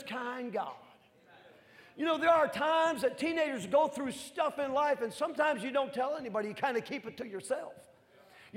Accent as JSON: {"language": "English", "region": "northern Midwest", "country": "United States", "said": "I'm from the north, and I'm from the Midwest northern part"}